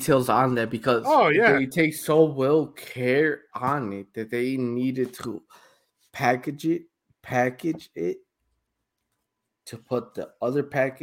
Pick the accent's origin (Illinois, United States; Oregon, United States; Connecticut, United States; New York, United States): Illinois, United States; Chicago; I'm from Chicago